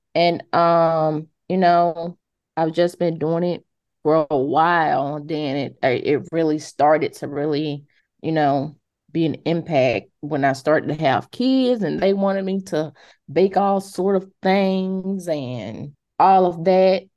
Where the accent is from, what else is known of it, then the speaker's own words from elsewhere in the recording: Montgomery, Alabama, United States; I'm originally from Montgomery.